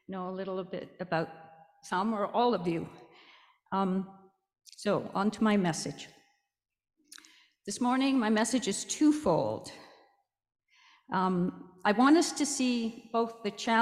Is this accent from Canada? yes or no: yes; Canada; I came to Canada when I was fairly young, and I grew up in a Roman Catholic Anglican household